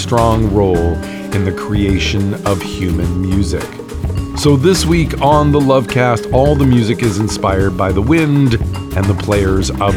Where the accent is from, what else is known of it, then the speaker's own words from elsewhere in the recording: Canada; being Canadian